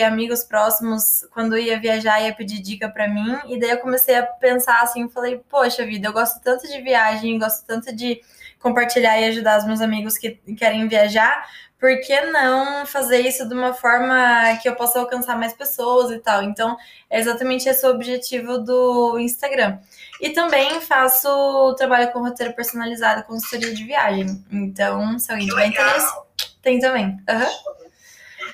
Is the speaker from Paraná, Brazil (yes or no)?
yes; Paraná, Brazil; now in São Paulo, Brazil; sou paranaense. Atualmente eu moro em São Paulo.